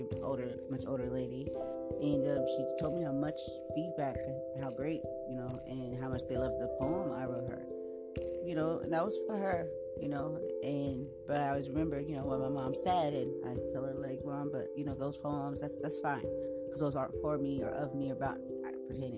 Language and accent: English; San Diego, California, United States; I was born right here in San Diego, California